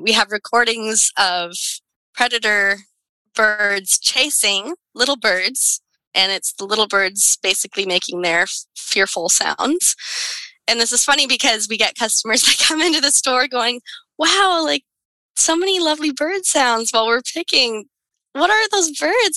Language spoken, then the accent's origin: English; Salem, Oregon, United States; grew up in Salem, Oregon